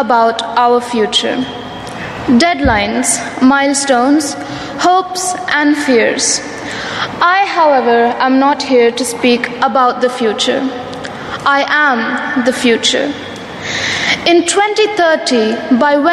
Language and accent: English; India; I'm not just a girl from India